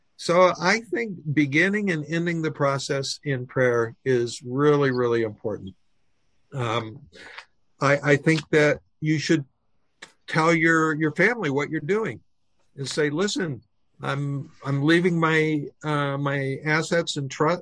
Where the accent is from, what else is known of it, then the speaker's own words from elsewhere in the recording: Oklahoma, United States; I was raised in Oklahoma